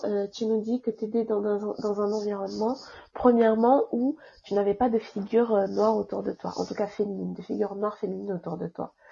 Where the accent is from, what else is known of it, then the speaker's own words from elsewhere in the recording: France; also born or lived in Île-de-France; je suis, d'origine comorienne, mes parents sont comoriens tous les deux, mais j'ai grandi en France, donc je suis française